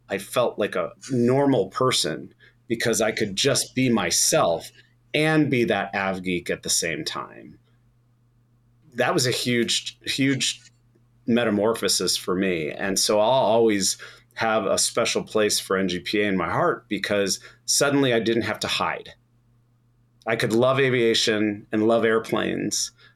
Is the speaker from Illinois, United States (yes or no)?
yes; Chicago, Illinois, United States; Growing up in Chicago